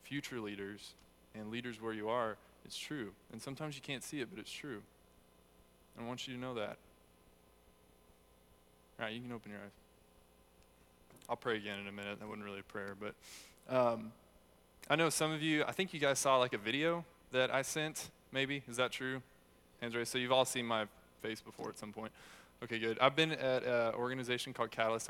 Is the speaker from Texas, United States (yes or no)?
yes; Texas, United States; also born or lived in Hurst, Texas; I grew up in Texas here, American by birth, but Texan by the grace of God